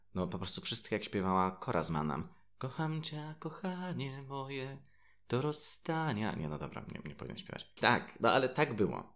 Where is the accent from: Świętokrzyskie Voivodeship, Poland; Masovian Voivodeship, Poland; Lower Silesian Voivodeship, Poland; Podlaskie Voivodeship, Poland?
Lower Silesian Voivodeship, Poland; Zgorzelec; Mieszkając i wychowując się w Zgorzelcu